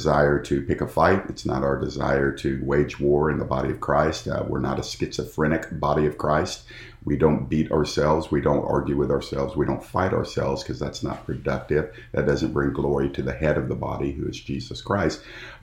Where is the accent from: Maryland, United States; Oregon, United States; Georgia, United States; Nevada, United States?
Georgia, United States; here in my home state of Georgia in the United States